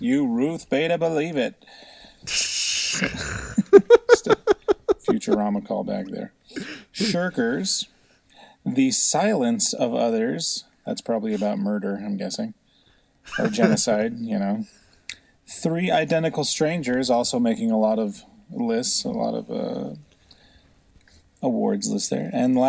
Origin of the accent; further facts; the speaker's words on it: California, Seattle, West Coast, United States; I guess I'm a little older, and I grew up in California, Seattle, those areas